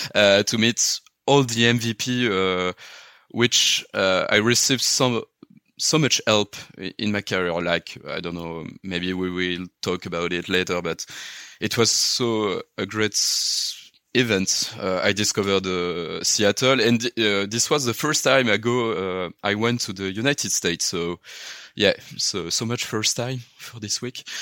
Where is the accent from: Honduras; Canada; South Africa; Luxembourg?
Luxembourg; English is a second language; moved away; also born or lived in Paris, France; I am born in Paris, next to Paris, and I grew up in Luxembourg